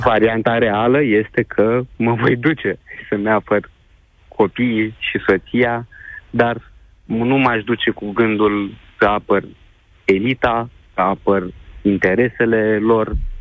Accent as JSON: {"language": "Romanian", "town": "Galați", "region": "Galați County", "country": "Romania", "said": "Eu sunt și din estul țării, ca locație, să zic așa, da. sunt din Galați"}